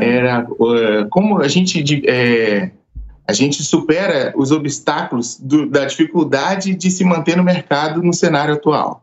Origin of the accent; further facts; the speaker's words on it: Araruama, Rio de Janeiro, Brazil; now in São Paulo, Brazil; sou do Rio de Janeiro, de Araruama lá. E vim para São Paulo.